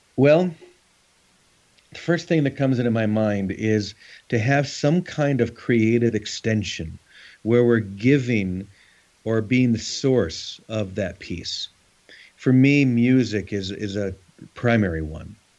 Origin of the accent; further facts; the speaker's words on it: United States; being an American